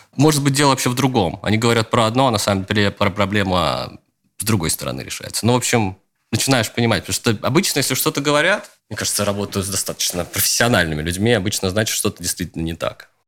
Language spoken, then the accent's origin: Russian; Luga, Leningrad Oblast, Russia; я из такого мрачноватого городка в Ленинградской области, из Луги